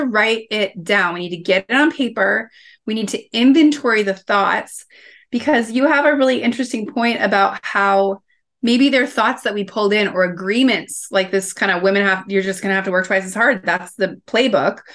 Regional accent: Kansas, United States; growing up in Kansas

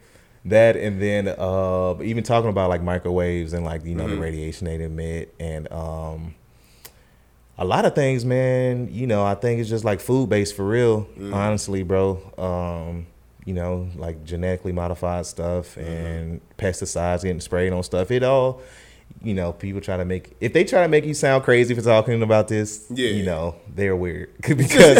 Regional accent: the South, United States; And it definitely was hard for me to transition because, you know, I'm from the South.

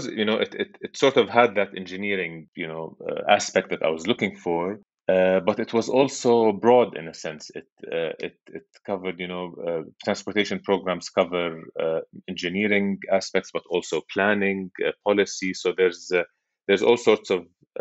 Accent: Amman, Amman Governorate, Jordan; moved away as an adult; also born or lived in MIT, United States; I grew up in Amman, Jordan. That's where I was born and spent most of my life and currently live.

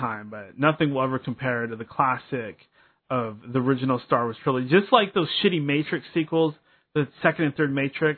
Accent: Seattle, Washington, United States; a local boy. I always talk about, hey, I'm from the Pacific Northwest. I'm from the Puget Sound. I'm from Seattle

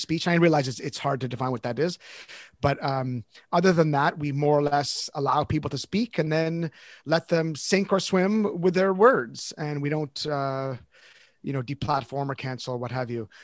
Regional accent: Canada; I'm Canadian

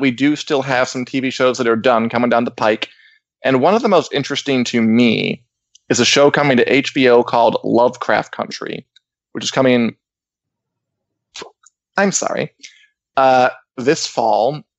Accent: Springfield, Illinois, United States; I was born in Springfield, Illinois

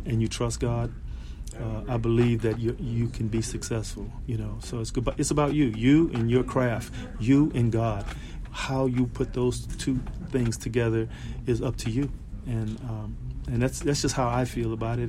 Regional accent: Los Angeles, California, United States; I grew up in South Central Los Angeles

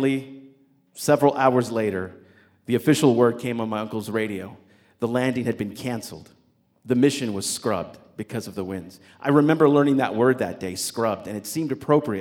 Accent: New Mexico, United States; my hometown there in New Mexico

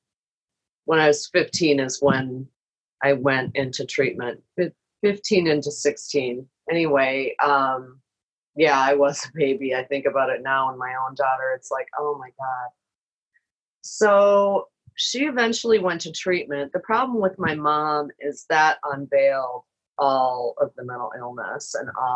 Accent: Minneapolis, Minnesota, United States; moved away as an adult; also born or lived in Chicago; I had moved to Chicago to be with my husband. I'm from Minneapolis.

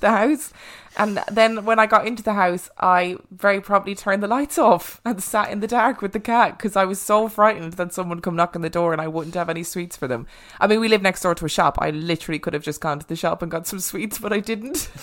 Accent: Ireland; I was brought up in Catholic Ireland.

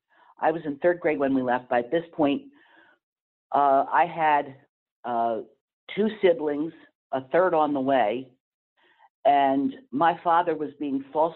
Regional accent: Easton, Pennsylvania, United States; where we moved from where I was born and raised at in Easton, Pennsylvania, to up in the Pocono area, lived in a town called Ackermanville

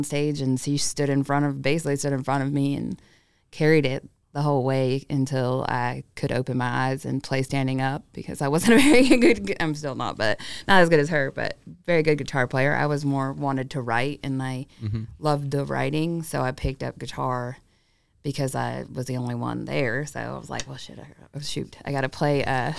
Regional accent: Hollywood, California, United States; also born or lived in Arizona; now in Augusta, United States; No, I was born in Hollywood and lived in L.A. and lived in Northern California, kind of lived in a lot of different places.

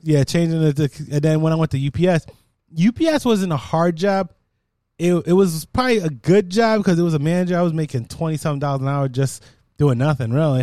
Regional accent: Jamaica; I'm Jamaican

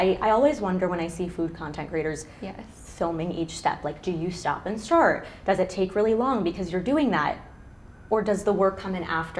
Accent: New York, United States; now in Los Angeles, United States; So I'm a New Yorker

